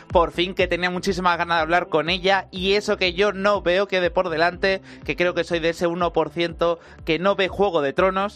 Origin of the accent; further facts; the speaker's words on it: Jerez de la Frontera, Andalusia, Spain; yo soy de Jerez